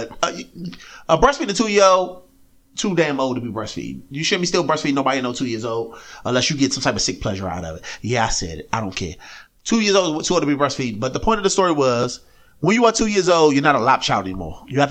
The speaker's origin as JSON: {"language": "English", "region": "Tennessee", "country": "United States", "tie": "born or raised there", "said": "lived down in Tennessee."}